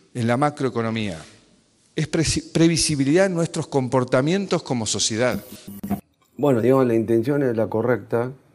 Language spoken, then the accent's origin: Spanish; Argentina; nosotros también estamos para quedarnos para vivir acá, donde yo nací, donde está mi familia, donde está mi raíz